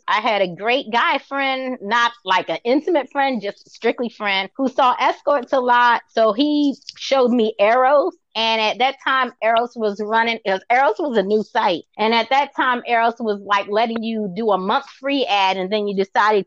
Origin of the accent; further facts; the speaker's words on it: Baltimore, Maryland, United States; I'm from Baltimore